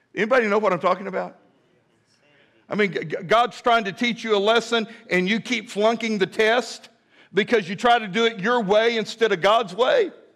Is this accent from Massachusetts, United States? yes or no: no; Midland, Texas, United States; now in Fort Smith, United States; when I was a little boy growing up in Midland, Texas